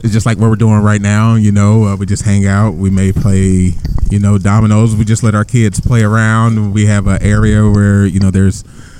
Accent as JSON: {"language": "English", "town": "Seaside", "region": "California", "country": "United States", "tie": "born or raised there", "also_born_or_lived": "Sacramento / Long Beach", "said": "Yeah, born and raised in Seaside. Went to college down at Long Beach State. I moved to Sacramento for about 3 years. I lived up there so with my father"}